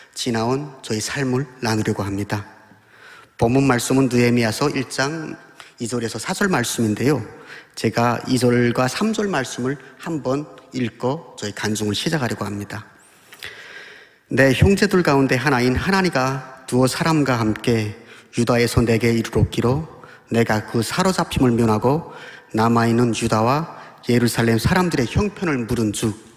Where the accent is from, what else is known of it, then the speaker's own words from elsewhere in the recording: Pyongyang, North Korea; moved away as an adult; now in Daejeon, South Korea; 저는 북한에서 태어나 29년을 살다가 8년 전 대한민국에 온 탈북민 신학생